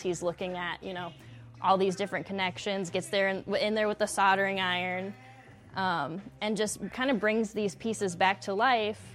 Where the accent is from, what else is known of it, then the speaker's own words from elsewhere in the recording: West Texas, United States; also born or lived in Flint, Michigan; now in Lansing, United States; I'm from West Texas.